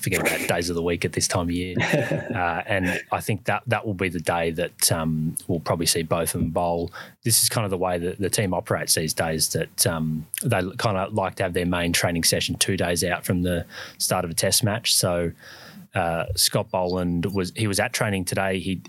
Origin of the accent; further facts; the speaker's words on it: Brisbane, Queensland, Australia; He also had a bowl in where we come from Brisbane a couple of days ago